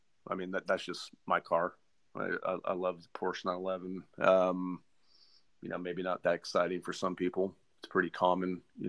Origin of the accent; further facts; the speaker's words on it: Florida, United States; also born or lived in Texas; now in Dallas, United States; I'm originally from Florida. I lived in Texas for almost 20 years. I'm almost 45 years old.